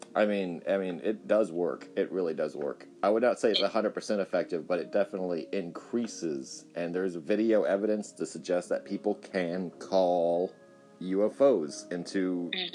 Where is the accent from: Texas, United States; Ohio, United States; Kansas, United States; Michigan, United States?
Texas, United States; Corpus Christi; I'm from Corpus Christi